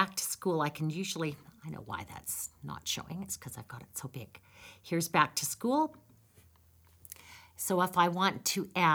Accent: Campbell River, British Columbia, Canada; moved away as an adult; also born or lived in Victoria, British Columbia / Saskatchewan; now in Red Deer, Canada; I'm Canadian. I grew up in British Columbia in Campbell River, went to the University of Victoria, and then moved to Saskatchewan

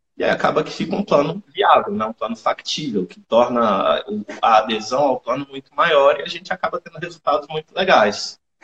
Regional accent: Brasília, Federal District, Brazil; sou de Brasília, sou nutricionista há 10 anos

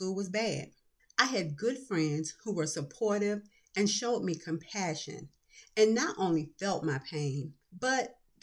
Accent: Atlanta, Georgia, United States; Growing up in Atlanta, Georgia, with my parents and sister

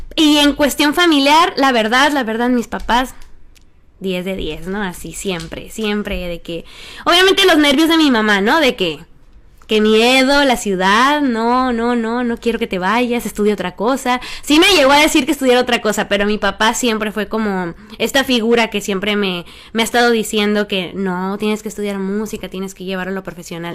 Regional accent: Empalme, Sonora, Mexico; now in Mexico City, Mexico; yo soy originaria de Empalme, Sonora

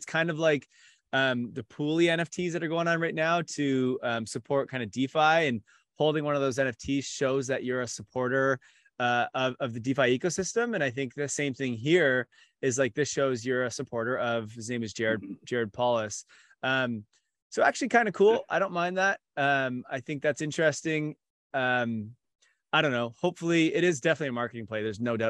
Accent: Canada; NHL, my favorite as a Canadian.

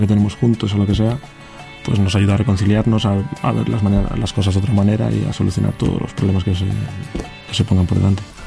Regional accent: Santander, Cantabria, Spain; tengo 27 años, soy de Santander también

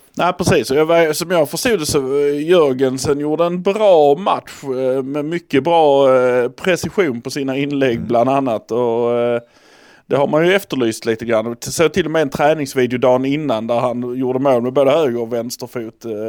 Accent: Malmö, Skåne, Sweden; vi är från Malmö

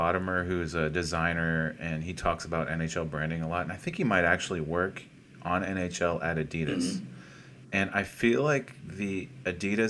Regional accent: Dallas, Texas, United States; now in Atlanta, United States; I grew up in Dallas

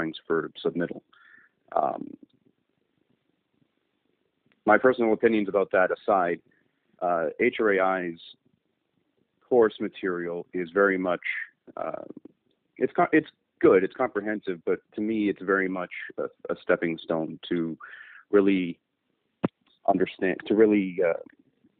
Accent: Niagara Falls, Ontario, Canada; I went to West Lane Secondary in Niagara Falls

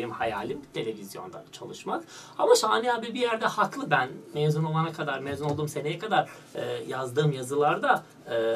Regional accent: North Macedonia; moved away as an adult; Makedonya'daydım. 2008'e kadar Makedonya'daydım.

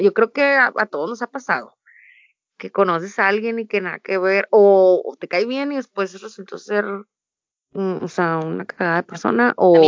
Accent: Ensenada, Baja California, Mexico; Y soy orgullosamente de Ensenada, Baja California

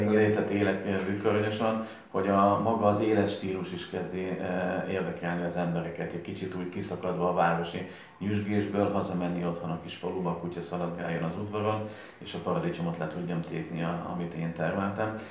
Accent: Canada; now in Miskolc, Hungary; Én kint születtem Kanadában

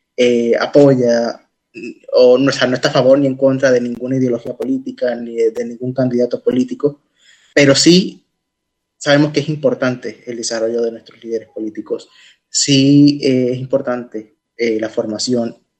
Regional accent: Puerto Rico; en mi país

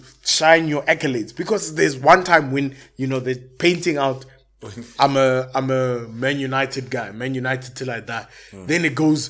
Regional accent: South Africa; we are South African

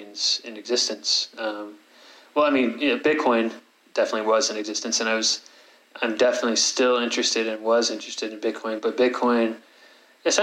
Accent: San Francisco Bay Area, California, United States; moved away; also born or lived in Utah; I grew up in the San Francisco Bay Area

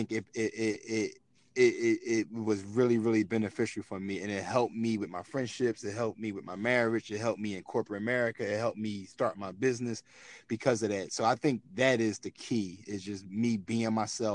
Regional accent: Philadelphia, Pennsylvania, United States; I'm from North Philadelphia

